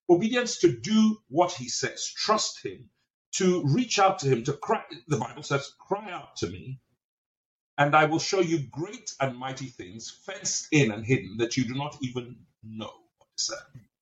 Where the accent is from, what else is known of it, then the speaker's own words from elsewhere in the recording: England, United Kingdom; now in United States; I'm Nigerian. I grew up in the UK, in England. I've lived on just about every continent. And I've spent the last 30 something odd years in America.